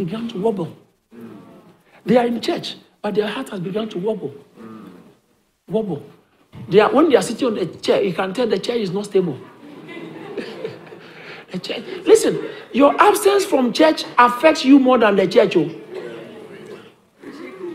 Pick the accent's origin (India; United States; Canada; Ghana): Ghana; now in United Kingdom; I grew up in Ghana